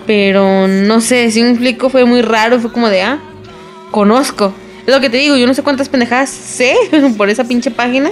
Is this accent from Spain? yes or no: no; Mexico; para uno como mexicano